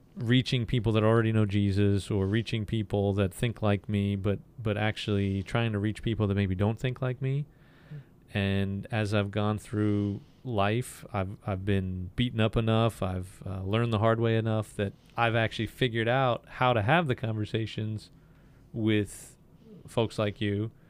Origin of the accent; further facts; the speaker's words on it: the North, United States; I'm a Northerner. I'm a Yankee.